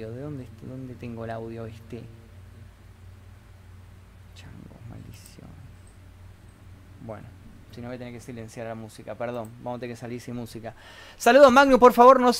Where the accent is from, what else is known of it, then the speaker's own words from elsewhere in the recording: Buenos Aires, Argentina; Yo también soy de Buenos Aires.